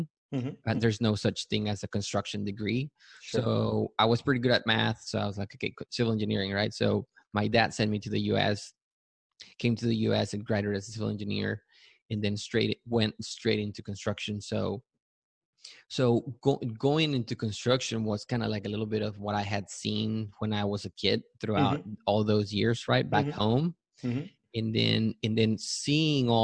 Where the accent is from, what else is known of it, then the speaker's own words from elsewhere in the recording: Matamoros, Tamaulipas, Mexico; also born or lived in Yucatan, Mexico; now in San Antonio, United States; So I was born in Yucatan, and I grew up in Matamoros, Tamaulipas, which is across the border on the south side of Texas